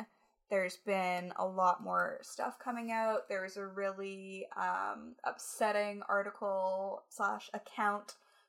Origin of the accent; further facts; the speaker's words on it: Canada; huge is a bit of an exaggeration because, again, I'm Canadian.